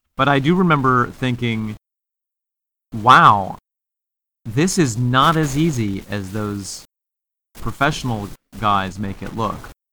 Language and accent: English; Mexico, New York, United States; Casey's Cottage is a historical cottage in my hometown of Mexico, New